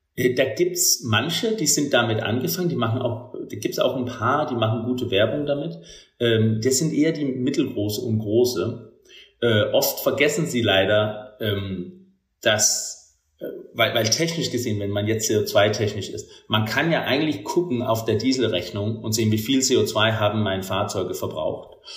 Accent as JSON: {"language": "German", "country": "Denmark", "tie": "born or raised there", "second_language": "German", "moved": "as an adult", "lives_now": "Germany", "said": "ich bin gebürtiger Däne, das hört man vielleicht auch manchmal."}